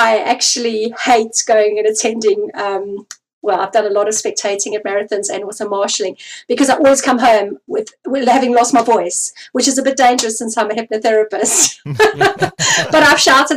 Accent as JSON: {"language": "English", "country": "South Africa", "said": "I come from South Africa"}